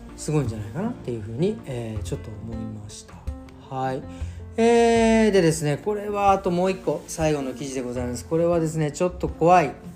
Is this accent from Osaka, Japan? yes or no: no; Tokyo, Japan; now in Berlin, Germany; 僕東京生まれ東京育ちですけど